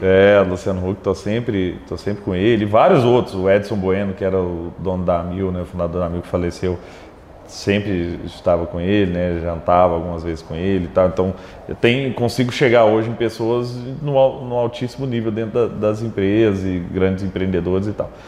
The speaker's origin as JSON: {"language": "Portuguese", "town": "Araguari", "region": "Minas Gerais", "country": "Brazil", "also_born_or_lived": "Rio de Janeiro", "moved": "as an adult", "lives_now": "Belo Horizonte, Brazil", "said": "Eu sou de Araguari, né? Araguari fica no Triângulo Mineiro."}